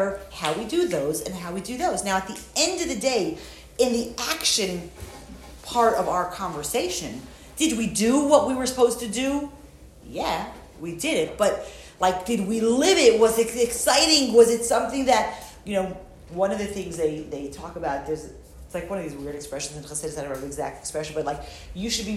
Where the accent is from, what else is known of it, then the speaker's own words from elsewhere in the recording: New York, United States; moved away; I'm from New York originally